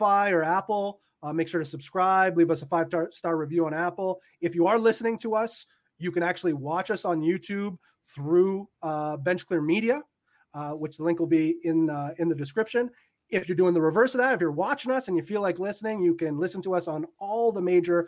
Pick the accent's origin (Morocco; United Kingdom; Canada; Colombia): Canada; I am Canadian. And as a Canadian